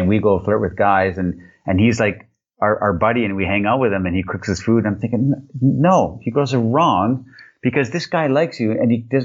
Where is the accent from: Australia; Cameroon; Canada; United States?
Canada; I'm this Canadian dude